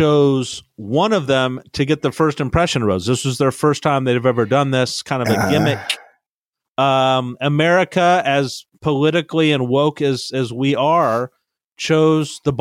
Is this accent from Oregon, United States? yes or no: no; Brea, California, United States; I grew up in Brea, California